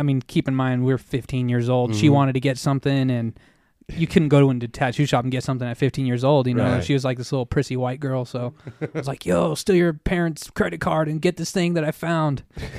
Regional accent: Reno, Nevada, United States; So yeah, I'm from East Sparks, but born and raised in Reno. I'm Reno through and through. I love this city.

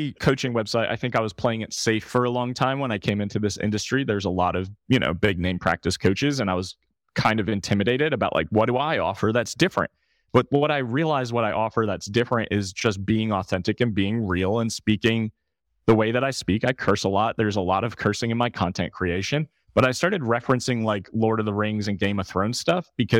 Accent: New York City, New York, United States; I'm from New York.

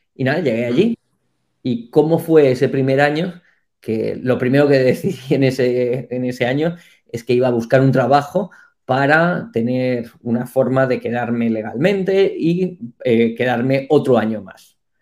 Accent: Madrid, Community of Madrid, Spain; moved away as an adult; now in Taiwan; yo nací en Madrid, me crié aquí

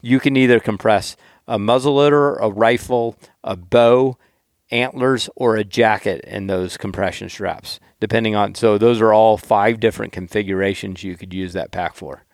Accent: the South, United States; I'm from the South.

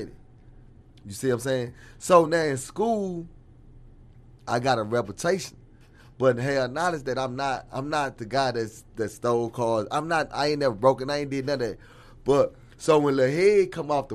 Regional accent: Dallas, Texas, United States; I come from West Dallas, man, you know what I'm saying? So my upbringing is from West Dallas.

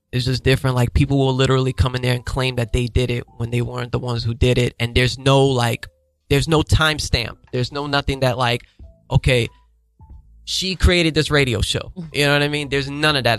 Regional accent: New York City, New York, United States; I'm from Harlem

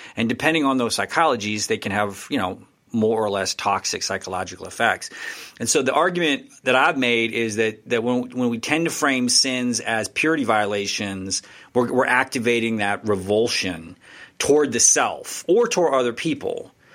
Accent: Texas, United States; I'm from Texas

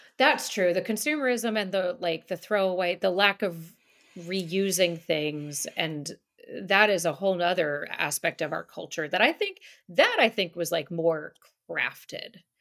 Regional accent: outside of Manhattan, New York, United States; moved away; I grew up outside of Manhattan

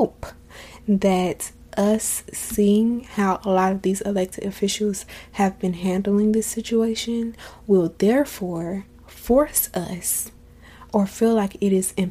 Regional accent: Florida, United States; I'm from Florida

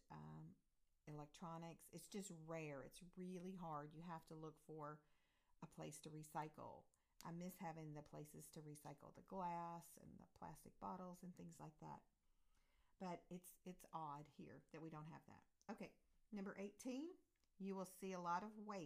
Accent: United States; moved away as an adult; also born or lived in Europe; we moved back to America from Europe

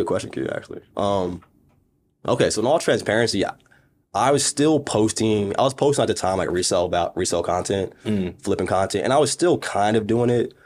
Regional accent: Maryland, United States; moved away; also born or lived in Las Vegas; I came from Maryland, family taught me education

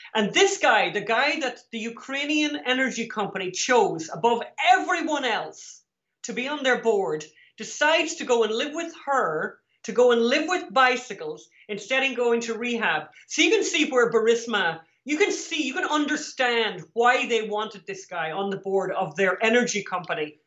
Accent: Ireland; We're from Ireland

